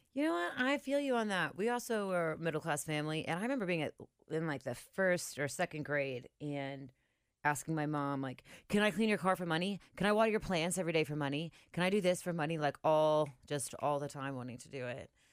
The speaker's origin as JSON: {"language": "English", "town": "Cincinnati", "region": "Ohio", "country": "United States", "said": "I'm from White Oak"}